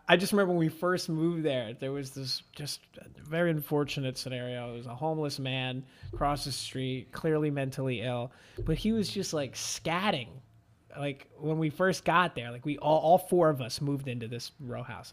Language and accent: English; Manahawkin, New Jersey, United States; moved away as an adult; also born or lived in Washington, D.C.; I'm from Jersey